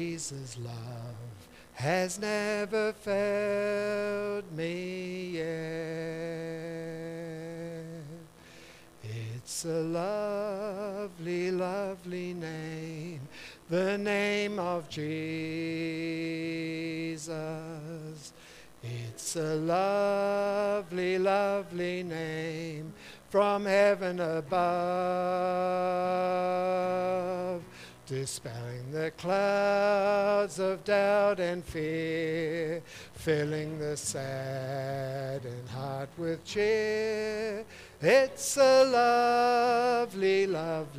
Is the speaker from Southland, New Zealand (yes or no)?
no; Auckland, New Zealand; I was born in Mount Albert, one of four children to a sort of like a middle class family. We lived right on the top of Mount Albert